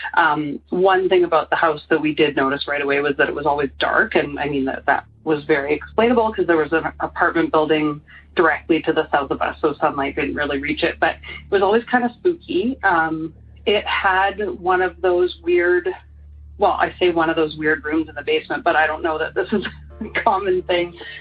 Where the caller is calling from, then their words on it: Calgary, Alberta, Canada; I'm calling from Calgary, Alberta. That's in Canada.